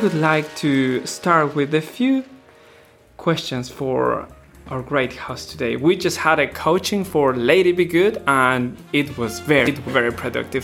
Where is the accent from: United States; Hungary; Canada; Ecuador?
Ecuador; moved away; I'm from Ecuador